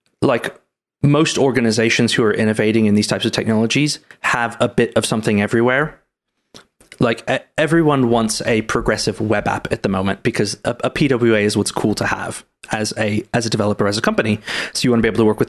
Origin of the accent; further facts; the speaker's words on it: California, United States; growing up in California, as it sounds like I grew up in California.